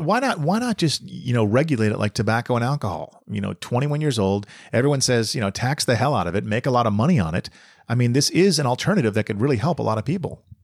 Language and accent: English; Boston, Massachusetts, United States; moved away; I'm from Boston originally